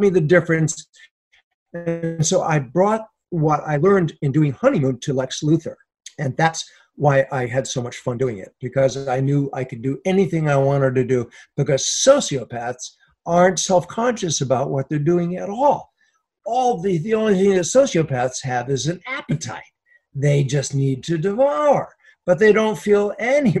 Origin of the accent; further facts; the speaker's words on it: New York, United States; being a New Yorker